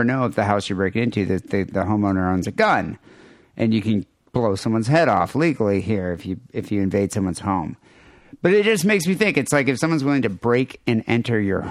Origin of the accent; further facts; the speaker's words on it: United States; accent: nasally American; my nasally American accent